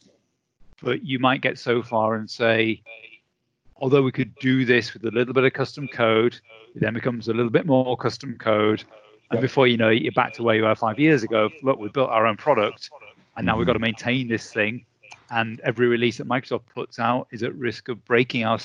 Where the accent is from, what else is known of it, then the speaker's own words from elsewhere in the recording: United Kingdom; I'm British